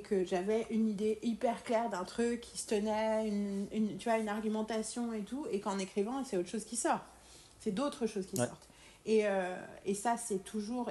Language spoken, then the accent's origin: French; France; en tant que Française